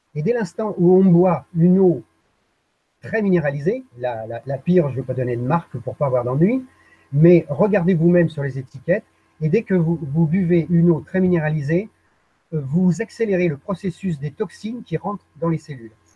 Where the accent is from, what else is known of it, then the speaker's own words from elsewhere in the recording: Paris, Île-de-France, France; moved away as an adult; je suis né à Paris